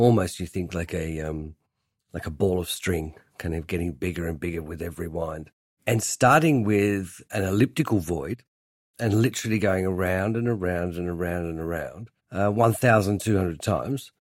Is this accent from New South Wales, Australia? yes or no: no; Hobart, Tasmania, Australia; now in London, United Kingdom; I grew up in Hobart, making furniture in my family shed